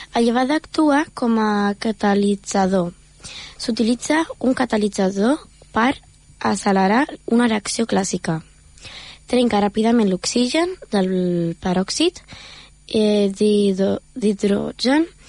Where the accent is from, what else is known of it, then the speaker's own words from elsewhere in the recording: Germany; now in Premià de Mar, Spain; jo sóc d'Alemanya